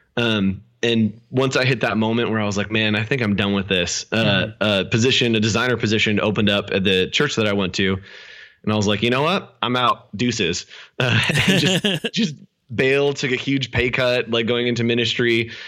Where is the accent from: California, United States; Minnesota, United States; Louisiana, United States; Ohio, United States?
California, United States; Sacramento; also born or lived in El Dorado Hills, California; I grew up in Sacramento, California, um, up north, uh, Northern California